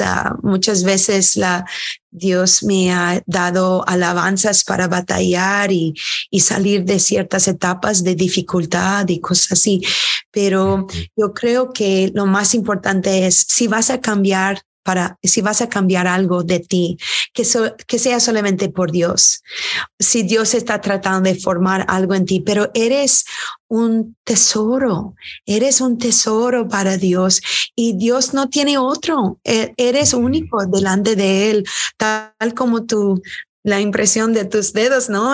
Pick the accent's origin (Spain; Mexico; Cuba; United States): United States; also born or lived in Houston, Texas; Nuestras madres son de Irlanda, somos primera generación americanos